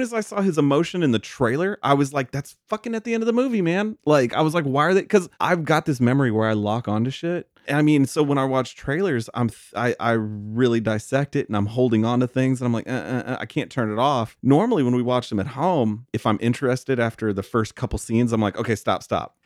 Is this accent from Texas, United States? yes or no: yes; Texas, United States; I'm from Texas